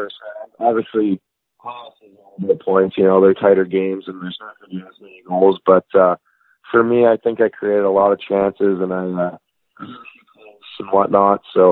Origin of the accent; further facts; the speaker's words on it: Regina, Saskatchewan, Canada; also born or lived in Sheffield, England; I was born in Sheffield, England, and then my dad was coaching hockey over there, and then we moved home back to Regina, Saskatchewan. So I grew up in Regina